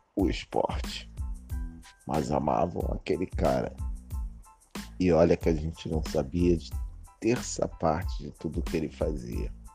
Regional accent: Brazil; Eu sou brasileiro

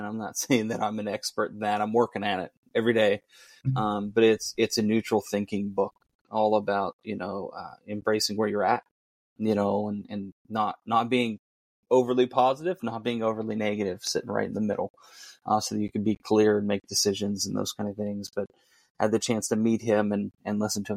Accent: southeast of Pittsburgh, Western Pennsylvania, United States; Even though I'm not from Pittsburgh, I'm from southeast of Pittsburgh, out towards the mountains a little bit

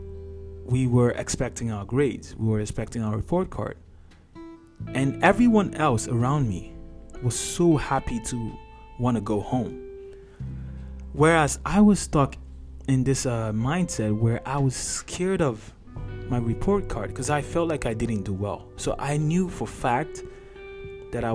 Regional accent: Nigeria; moved away; I'm Nigerian by background. So I went to high school in Nigeria.

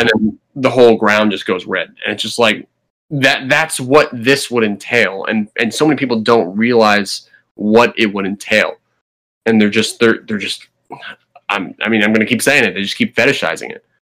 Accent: New Jersey, United States; now in Virginia, United States; I'm from New Jersey

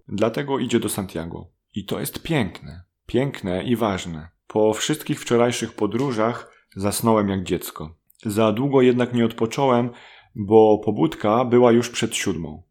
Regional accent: Łódź, Łódź Voivodeship, Poland; jestem z Łodzi

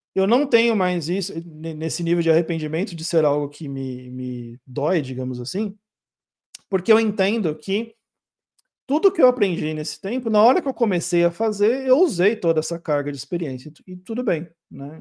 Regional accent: Brazil; eu sou brasileiro

